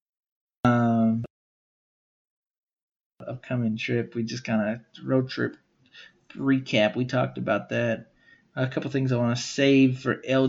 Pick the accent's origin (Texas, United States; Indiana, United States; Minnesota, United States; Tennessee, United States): Texas, United States; Smithville; I was from Smithville.